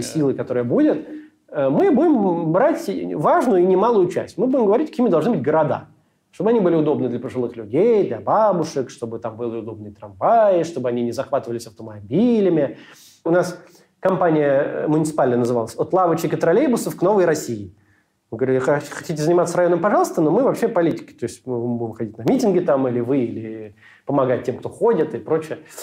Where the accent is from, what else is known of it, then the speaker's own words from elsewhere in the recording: Israel; я вырос э, в Израиле